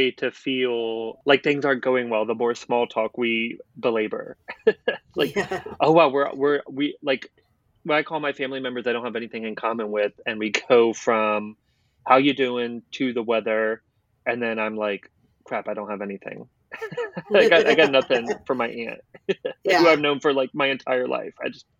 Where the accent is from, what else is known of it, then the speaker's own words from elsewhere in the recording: Portsmouth, Virginia, United States; born there; So I was born in Portsmouth, Virginia, but my mom was in the Navy. So I moved around a lot.